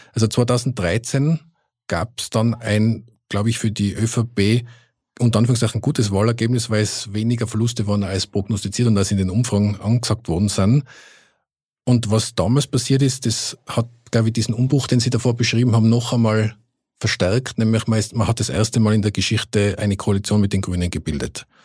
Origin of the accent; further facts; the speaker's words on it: Innsbruck, Tyrol, Austria; moved away as an adult; now in Vienna, Austria; Ich bin ja auch äh, gebürtiger Innsbrucker